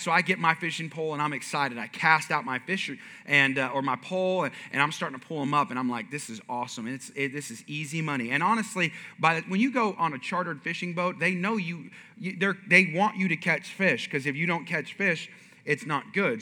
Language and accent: English; Bay Area, California, United States; moved away; I'm from California originally, and I was born and raised kind of in the Bay Area.